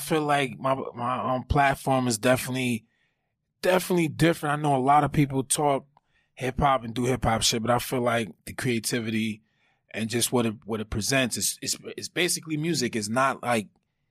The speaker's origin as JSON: {"language": "English", "town": "Grand Rapids", "region": "Michigan", "country": "United States", "said": "I'm from Michigan, if people don't know."}